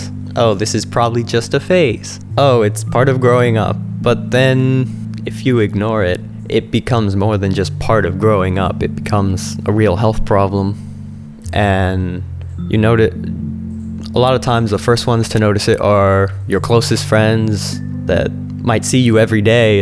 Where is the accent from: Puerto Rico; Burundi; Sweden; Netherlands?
Puerto Rico; San Juan; I'm 17 and I'm from San Juan, Puerto Rico